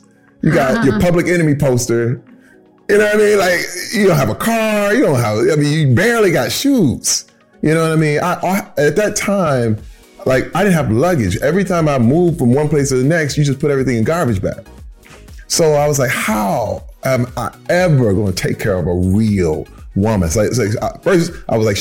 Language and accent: English; Flint, Michigan, United States; Growing up in Flint, Michigan, in the era that I grew up